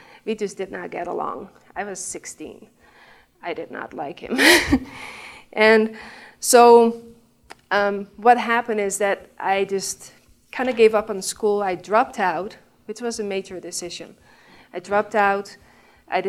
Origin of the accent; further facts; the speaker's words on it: Netherlands; English is a second language; moved away; I'm from the Netherlands. I mean, you can tell my accent, and I've tried to cover that up in the beginning, but I gave up